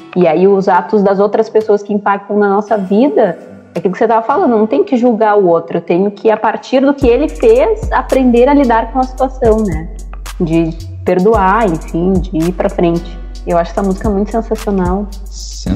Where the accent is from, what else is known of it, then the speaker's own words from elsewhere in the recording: Bagé, Rio Grande do Sul, Brazil; do Sul, sou da cidade de Bagé, a gente costuma dizer que é o garrão do Rio Grande do Sul, porque é lá na fronteira com o Uruguai